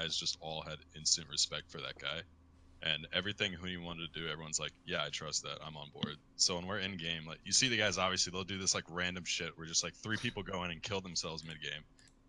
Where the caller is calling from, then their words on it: Beverly Hills, California, United States; I'm calling from Beverly Hills.